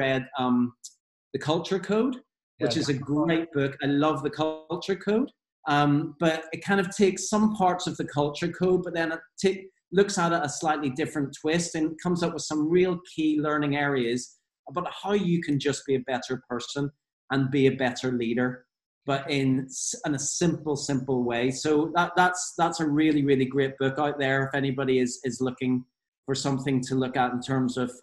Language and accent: English; Belfast, Northern Ireland, United Kingdom; obviously I'm from Northern Ireland. I grew up in the, you know, I'm a 70s child, but grew up in Belfast in the 80s